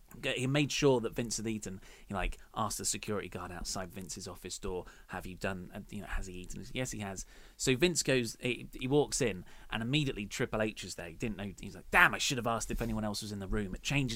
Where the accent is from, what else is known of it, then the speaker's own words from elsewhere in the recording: Dartford, South East England, United Kingdom; Well, I am from Dartford, and that's that's how everyone from Dartford sounds, and how I used to sound until I effectively did My Fair Lady to myself.